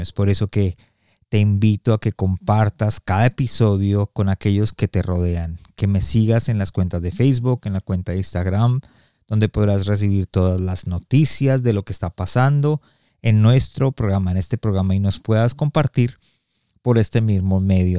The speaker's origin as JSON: {"language": "Spanish", "country": "Colombia", "said": "yo soy colombiano y en Colombia se usa mucho el no señor, sí señor"}